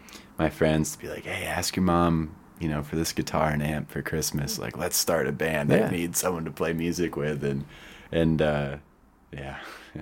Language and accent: English; South Dakota, United States; also born or lived in Connecticut; I am from South Dakota. Yeah. I was actually born in Connecticut.